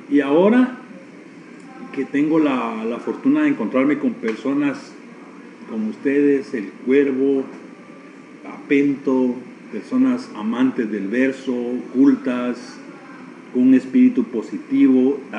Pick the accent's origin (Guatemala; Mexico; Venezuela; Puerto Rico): Guatemala; born there; Entonces mi patria es Nicaragua, la tierra de Rubén Darío, de donde es mi padre, Granada, y mi patria es Guatemala, la tierra de Miguel Ángel Asturias, y mi nación es Guatemala. Entonces tengo dos patrias y una nación.